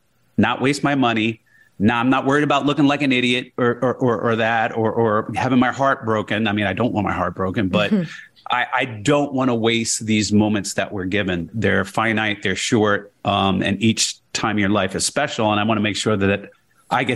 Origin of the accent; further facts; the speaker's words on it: Jersey City, New Jersey, United States; moved away as an adult; also born or lived in Iowa / New York / Houston, Texas; I grew up in Jersey City, New Jersey.